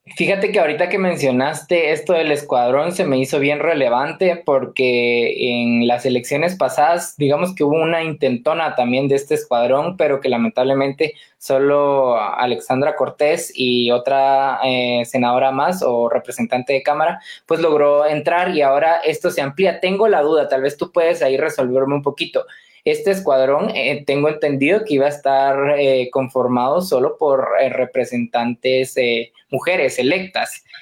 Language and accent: Spanish; Guatemala; nosotros los guatemaltecos